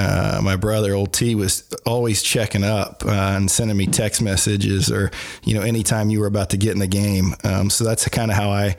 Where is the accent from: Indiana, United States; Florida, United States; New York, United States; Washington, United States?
Indiana, United States; Kokomo; we grew up together. I mean, you know, we're both from Kokomo